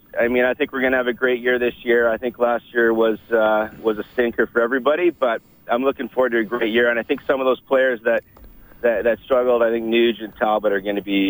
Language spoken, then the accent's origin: English; Edmonton, Alberta, Canada; Growing up in Edmonton in the late 70s and 80s was just amazing.